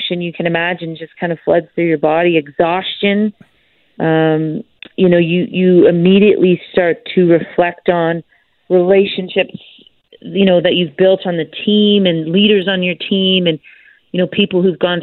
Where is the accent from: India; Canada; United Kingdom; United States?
Canada; as Canadian hockey players, we've been able to win gold a few times